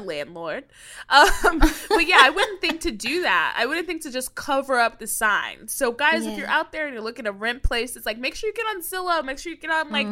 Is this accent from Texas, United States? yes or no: yes; Texas, United States; I'm from Texas